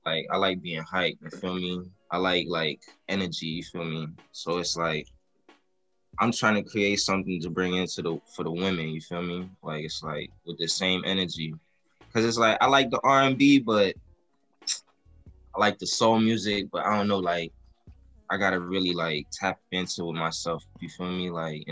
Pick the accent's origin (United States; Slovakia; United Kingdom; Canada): United States; Florida; I'm from Florida.